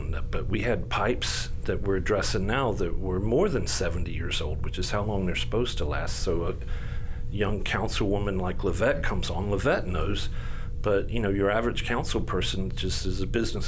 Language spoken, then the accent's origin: English; Shreveport, Louisiana, United States; I was integrated from South Highlands to Cresswell over one summer. And I was in sixth grade